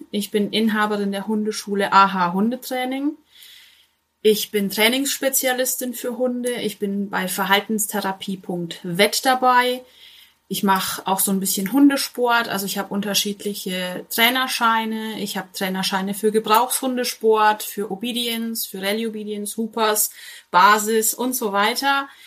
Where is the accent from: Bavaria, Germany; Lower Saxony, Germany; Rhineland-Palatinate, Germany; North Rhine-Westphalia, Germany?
Bavaria, Germany; now in Märkischer Kreis, Germany; Ich bin ursprünglich aus Franken, Bayern, ähm, aus der Nähe von Coburg, Kronach, sowas.